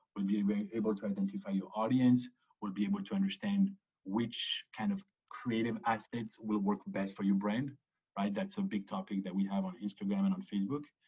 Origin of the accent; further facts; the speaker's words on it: Paris, Île-de-France, France; moved away as an adult; also born or lived in Chicago / Israel / Boston; grew up to Paris, grew up in Paris between the age of two and 18.